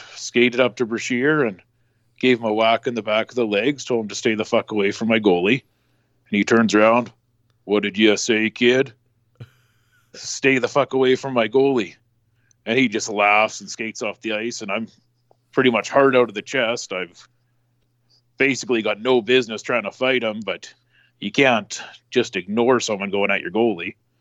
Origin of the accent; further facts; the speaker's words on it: Western Canada, Canada; I'm coming from Western Canada